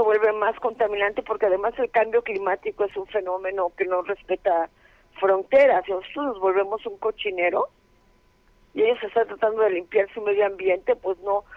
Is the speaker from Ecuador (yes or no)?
no; Mexico